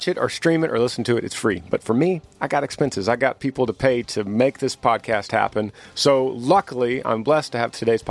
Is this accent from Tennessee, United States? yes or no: no; Texas, United States; to live in my home state of Texas